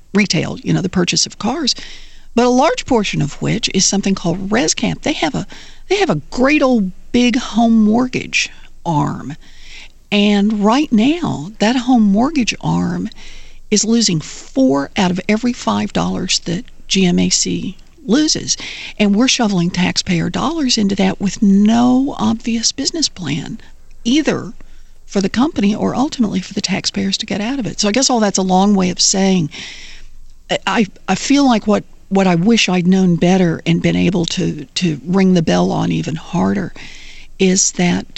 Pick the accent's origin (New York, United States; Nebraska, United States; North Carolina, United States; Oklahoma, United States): Oklahoma, United States; I grew up in Oklahoma